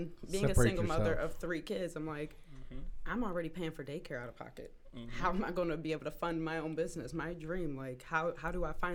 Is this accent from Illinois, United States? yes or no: no; Elyria, Ohio, United States; also born or lived in Cleveland, Ohio / West Virginia; I was born in Cleveland, raised in Elyria.